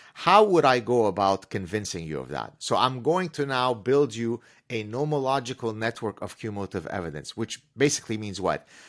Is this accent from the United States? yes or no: no; Lebanon; first language Arabic; English is a second language; now in Canada; at the time I was growing up in Lebanon